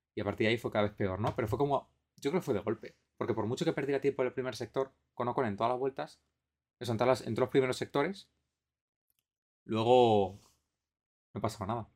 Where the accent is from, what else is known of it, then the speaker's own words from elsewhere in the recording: Spain; nosotros que somos españoles